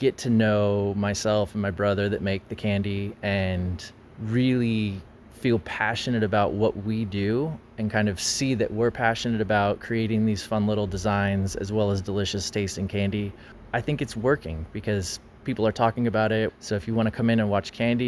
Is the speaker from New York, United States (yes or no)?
no; Paso Robles, California, United States; Paso is my hometown, born and raised here, family still lives here.